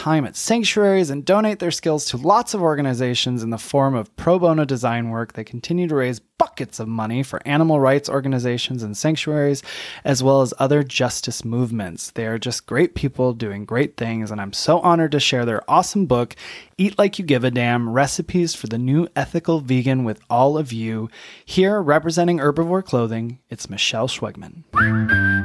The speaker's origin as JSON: {"language": "English", "region": "lower Michigan", "country": "United States", "tie": "born or raised there", "said": "I grew up in Michigan"}